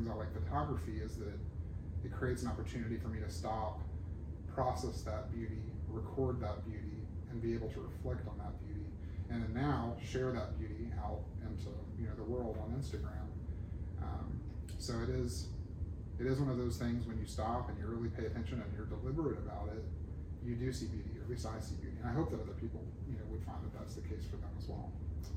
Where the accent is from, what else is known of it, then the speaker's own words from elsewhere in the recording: Alabama, United States; moved away as an adult; also born or lived in Murfreesboro, Tennessee / Atlanta, Georgia / Montgomery, Alabama; now in Shreveport, United States; I grew up in Alabama